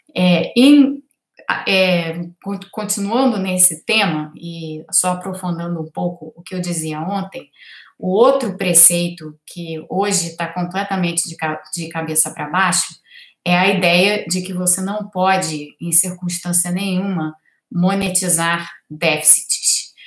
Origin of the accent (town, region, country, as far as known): Brazil